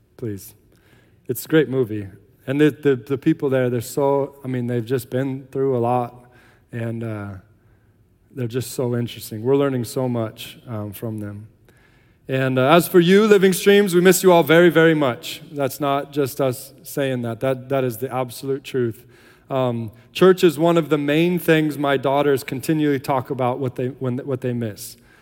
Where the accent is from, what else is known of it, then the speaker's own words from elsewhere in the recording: United States; moved away as an adult; now in Ireland; we're American, that we're missionaries